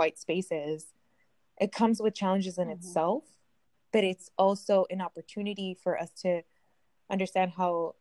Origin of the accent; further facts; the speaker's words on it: Napa, California, United States; also born or lived in Central Valley, California; I grew up in the Bay Area, but, like, in the places where, like, in Napa